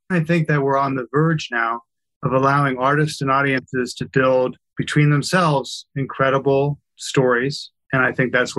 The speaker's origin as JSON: {"language": "English", "region": "Kansas", "country": "United States", "tie": "born or raised there", "said": "I grew up in Kansas"}